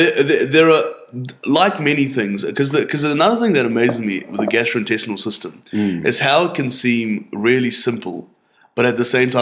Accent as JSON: {"language": "English", "country": "India", "accent": "Indian", "said": "as the gin hits you and as my Indian accent arises out of my suppression of it, we're just going to lose sight of how to say Helicobacter."}